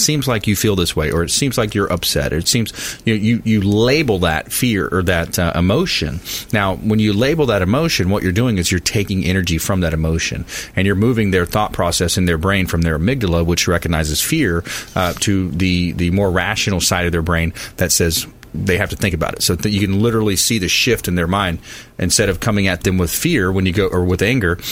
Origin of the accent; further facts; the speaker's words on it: South Florida, United States; I grew up in South Florida on a river